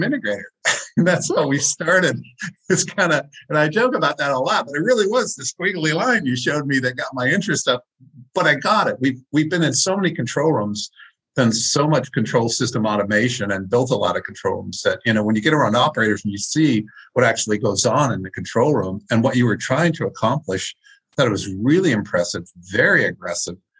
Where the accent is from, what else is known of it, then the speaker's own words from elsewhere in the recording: Maine, United States; I'm from Maine